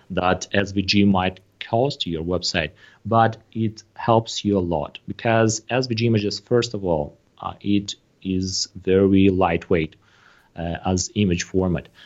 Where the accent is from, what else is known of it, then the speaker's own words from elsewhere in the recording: Moldova; I am personally from Moldova